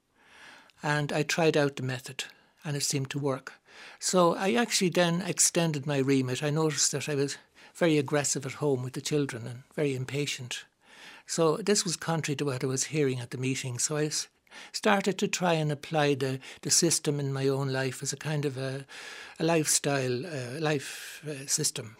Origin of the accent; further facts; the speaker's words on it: Dublin, Leinster, Ireland; I grew up in Drumcondra